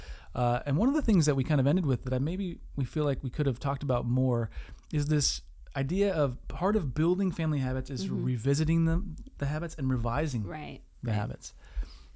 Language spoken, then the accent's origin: English; Wisconsin, United States; we're from Wisconsin